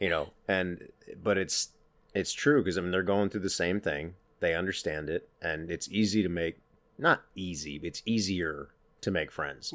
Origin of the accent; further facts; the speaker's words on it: Pennsylvania, United States; moved away as an adult; we grew up in Pennsylvania in different sides of the state